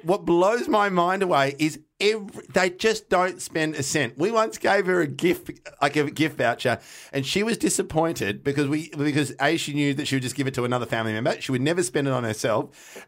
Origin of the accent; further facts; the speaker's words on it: Melbourne, Victoria, Australia; we grew up in North Carlton